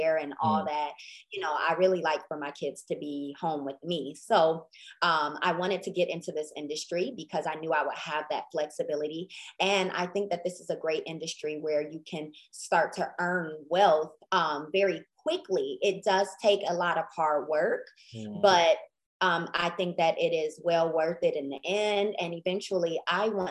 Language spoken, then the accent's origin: English; Detroit, Michigan, United States; moved away as an adult; now in Mansfield, United States; I reside in Mansfield, Texas, which is about 35 minutes outside of Dallas. It's in the Southwest region, but I was born in Detroit. I've been in Texas